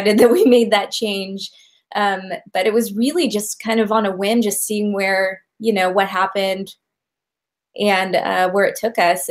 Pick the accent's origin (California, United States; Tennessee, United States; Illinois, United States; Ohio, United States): California, United States; moved away as an adult; now in Oregon, United States; We're from California, and we moved up to the Pacific Northwest for work